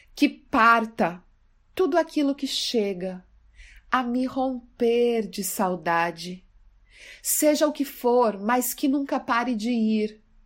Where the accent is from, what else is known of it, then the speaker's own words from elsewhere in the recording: Mato Grosso do Sul, Brazil; now in São Paulo, Brazil; Eu sou do Mato Grosso do Sul e na escola eu já gostava muito de literatura